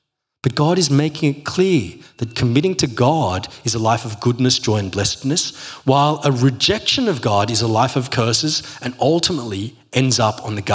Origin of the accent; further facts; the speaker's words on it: Australia; I'm Aussie